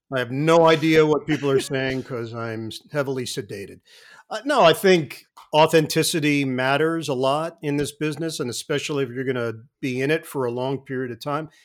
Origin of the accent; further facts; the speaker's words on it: New York City, New York, United States; I grew up in Queens